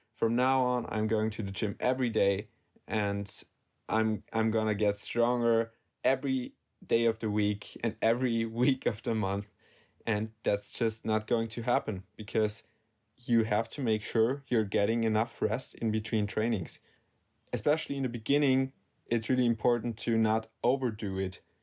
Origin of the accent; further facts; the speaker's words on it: Salzburg, Austria; I'm from Salzburg, Austria